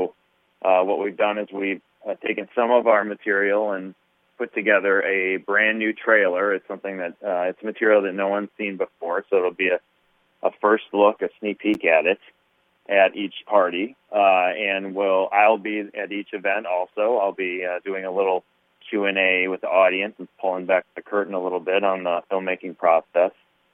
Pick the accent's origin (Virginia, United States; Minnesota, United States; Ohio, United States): Minnesota, United States; I'm a Minnesota kid. I was born and raised in Minnesota